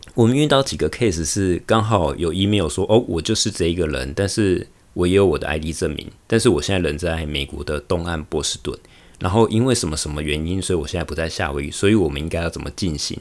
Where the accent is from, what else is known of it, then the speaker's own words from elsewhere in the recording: Taiwan; moved away as an adult; also born or lived in Taichung, Taiwan / Taoyuan, Taiwan; now in Honolulu, United States; 我从台湾来到美国夏威夷的生活